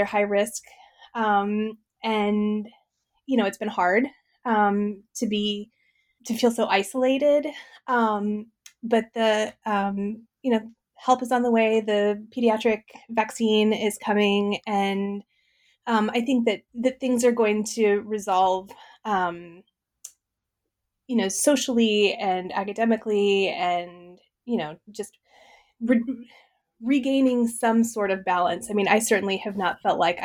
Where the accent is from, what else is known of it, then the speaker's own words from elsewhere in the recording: Midwest, United States; I grew up in the Midwest, in a farm family